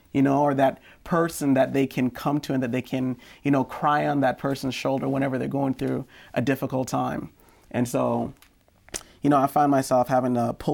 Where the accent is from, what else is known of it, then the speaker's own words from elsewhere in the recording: Jamaica; I remember when I was growing up in Jamaica, there was a song on the radio